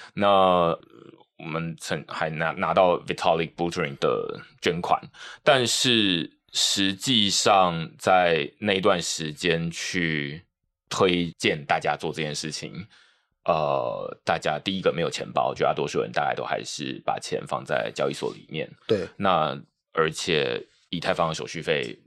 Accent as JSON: {"language": "Chinese", "country": "Taiwan", "said": "我们台湾人很习惯去看英文的内容"}